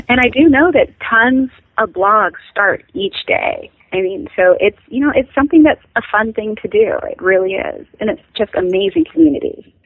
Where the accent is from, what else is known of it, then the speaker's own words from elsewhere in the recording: Pacific Northwest, United States; I grew up in the Pacific Northwest, and right now, like you said, I live in Washington on five lovely acres.